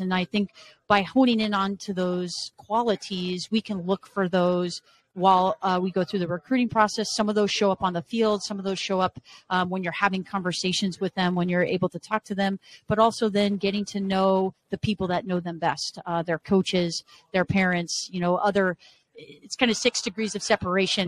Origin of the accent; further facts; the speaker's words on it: Arizona, United States; moved away as an adult; also born or lived in Las Vegas, Nevada / Washington State / Los Angeles, California; now in Michigan, United States; Born and raised in Arizona